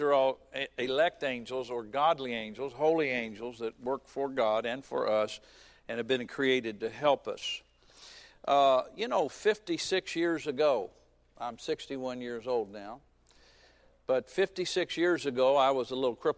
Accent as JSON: {"language": "English", "town": "Fairborn", "region": "Ohio", "country": "United States", "tie": "born or raised there", "also_born_or_lived": "Springfield, Ohio", "said": "We moved to Springfield, Ohio, which is a few miles from where I grew up in Fairborn"}